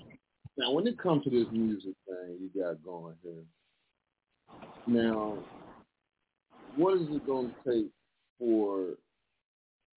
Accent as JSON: {"language": "English", "town": "Mineola", "region": "Texas", "country": "United States", "moved": "yes", "lives_now": "Detroit, United States", "said": "I'm from Mineola, so I'm just in Detroit now"}